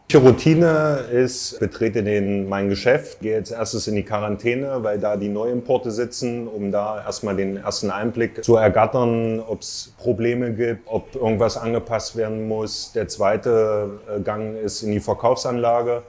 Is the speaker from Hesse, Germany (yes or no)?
no; Thuringia, Germany; now in Wolfsburg, Germany; wohne seit circa acht Jahren in Wolfsburg, bin 37 Jahre alt, geboren in Thüringen 1984